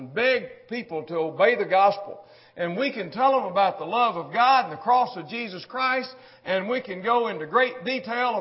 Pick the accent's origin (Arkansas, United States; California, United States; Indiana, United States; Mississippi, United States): Mississippi, United States; moved away; I was born in Mississippi. I was raised in Mississippi